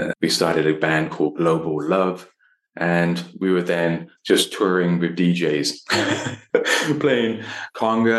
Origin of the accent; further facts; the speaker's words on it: London, United Kingdom; moved away; I was born in London, in England. My parents are from Delhi, from India